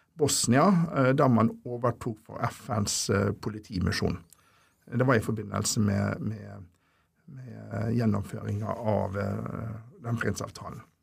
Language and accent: Norwegian; Ålesund, Møre og Romsdal, Norway; moved away as an adult; also born or lived in Molde / Oslo; jeg er jo egentlig fra Ålesund opprinnelig, så jeg tok eh, videregående skole